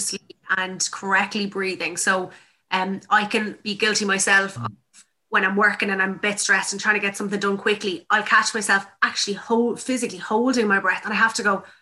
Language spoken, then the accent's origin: English; Tipperary, Munster, Ireland; I'm from Tipperary